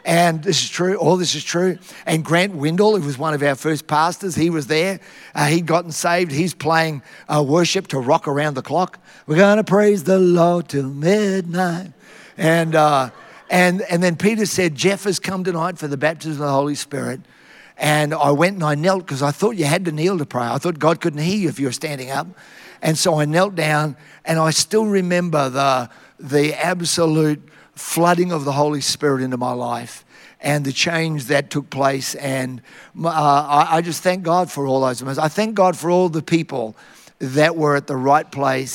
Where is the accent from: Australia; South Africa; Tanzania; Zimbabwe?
Australia; Tara, Queensland; I had the best upbringing you could ever have, growing up in Tara, out in the bush, and I'm still a child of the bush.